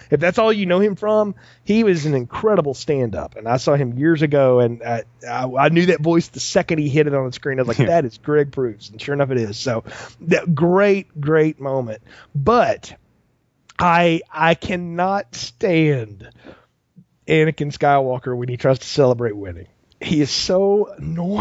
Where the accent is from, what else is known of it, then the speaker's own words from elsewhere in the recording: the South, not far from Talladega, Alabama, United States; I grew up not far from Talladega